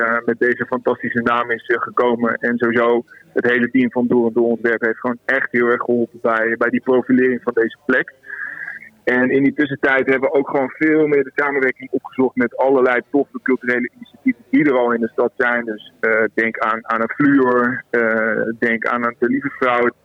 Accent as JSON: {"language": "Dutch", "town": "Zwolle", "region": "Overijssel", "country": "Netherlands", "moved": "as an adult", "lives_now": "Amersfoort, Netherlands", "said": "ik ben een blauwvinger, ik kom uit Zwolle."}